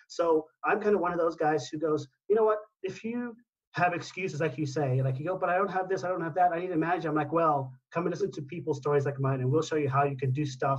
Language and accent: English; Zimbabwe; now in Ibiza, Spain; I moved here in April, and this is the first time I've got a base because, as you know, I'm from Zimbabwe, and I've actually lived out of a suitcase since 2012, and I've been sort of 12, 13 countries a year since then.